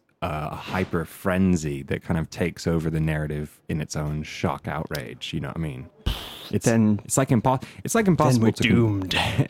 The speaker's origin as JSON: {"language": "English", "country": "United Kingdom", "tie": "born or raised there", "also_born_or_lived": "United States / California", "said": "I was born in the States, I've been raised in the UK, and I have both passports, baby, because, you know, got a parent on either side of the pond."}